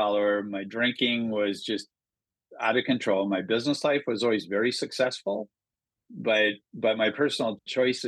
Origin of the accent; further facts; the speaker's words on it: small town Minnesota, United States; moved away as an adult; also born or lived in Le Mars, Iowa / Las Vegas, Nevada; Born in Iowa, grew up in Minnesota.